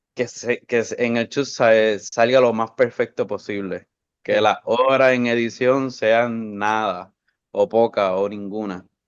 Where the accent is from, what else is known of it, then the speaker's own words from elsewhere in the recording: Bayamón, Puerto Rico; Yo soy de Bayamón Estudié en escuela privada y después pública.